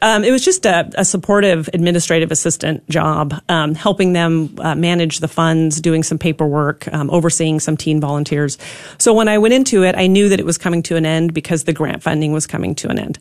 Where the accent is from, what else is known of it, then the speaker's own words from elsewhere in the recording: Pacific Northwest, United States; now in Texas, United States; I grew up in the Pacific Northwest